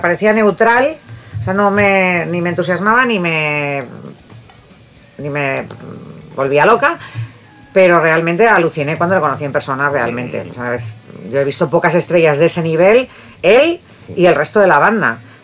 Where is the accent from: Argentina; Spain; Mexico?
Spain; Bilbao, Basque Country; moved away; soy de Bilbao